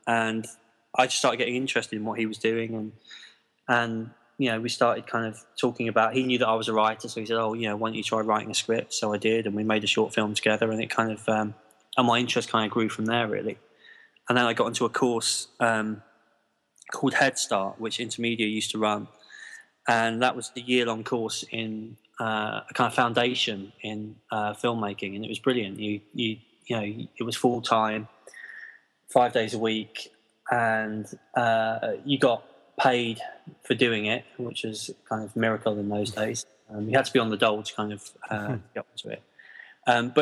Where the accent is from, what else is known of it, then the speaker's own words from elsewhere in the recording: London, United Kingdom; now in Nottingham, United Kingdom; I grew up in London, actually, kind of in the shadow of Heathrow Airport